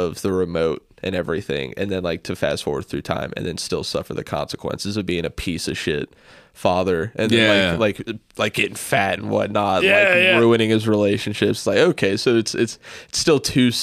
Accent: Cincinnati, Ohio, United States; I'm from Price Hill

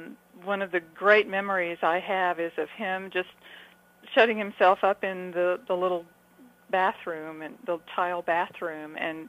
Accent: Texas, United States; also born or lived in Los Angeles; But I got to Texas as fast as I could. I was 4 years old, so I consider myself to be a native Texan.

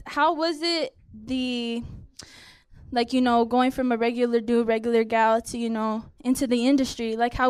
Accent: Los Angeles, California, United States; growing up in WeMa. Shout out WeMa 310.

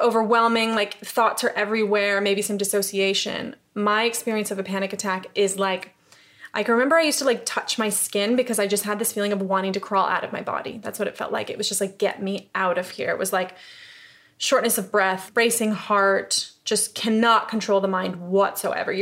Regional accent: upstate New York, United States; moved away as an adult; also born or lived in Los Angeles; now in London, United Kingdom; I'm from New York. I'm from upstate New York.

